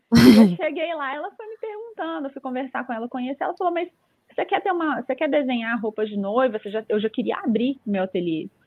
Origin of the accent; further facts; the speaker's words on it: Belo Horizonte, Minas Gerais, Brazil; eu recebi uma proposta para me mudar de Belo Horizonte, eu sou de BH, é, nem dá para reparar que esse sotaque aí.